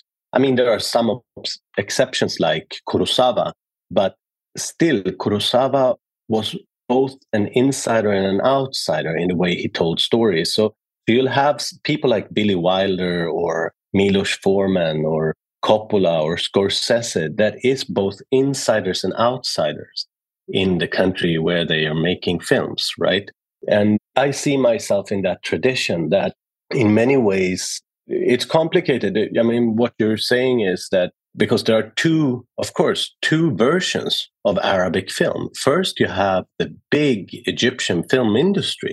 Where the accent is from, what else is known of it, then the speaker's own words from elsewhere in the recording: Sweden; I was born in Sweden, but being born in Sweden in the early 70s was complicated as a son of an immigrant